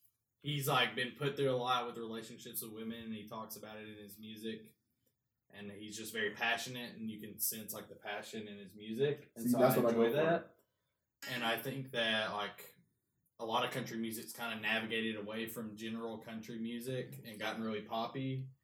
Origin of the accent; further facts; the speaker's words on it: Alabama, United States; I am from Alabama.